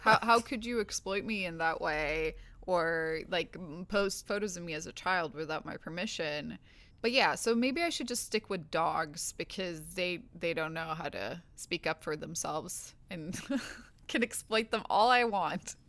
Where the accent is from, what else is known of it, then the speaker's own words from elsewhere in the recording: Sweden; now in Los Angeles, United States; I'm from Sweden, but I live in Los Angeles